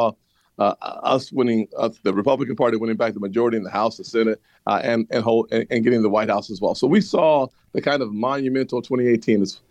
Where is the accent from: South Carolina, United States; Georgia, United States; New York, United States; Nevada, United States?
South Carolina, United States; my home state